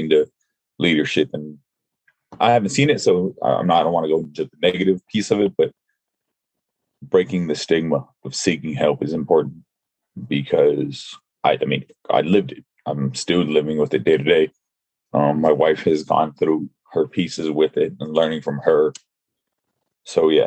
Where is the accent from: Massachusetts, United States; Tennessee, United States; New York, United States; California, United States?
California, United States; Los Angeles; moved away; also born or lived in Virginia; I'm originally from Los Angeles.